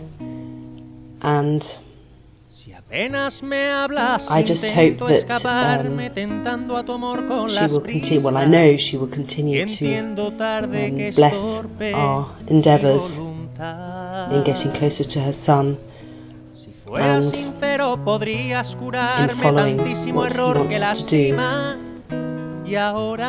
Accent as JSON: {"language": "English", "region": "England", "country": "United Kingdom", "said": "I'm from England"}